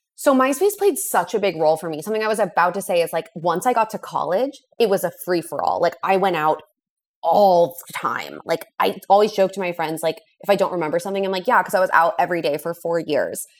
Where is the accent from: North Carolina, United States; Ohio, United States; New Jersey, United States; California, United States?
California, United States; Los Angeles; moved away as an adult; also born or lived in San Francisco / New York; So I am from Los Angeles. That's where I was born and raised.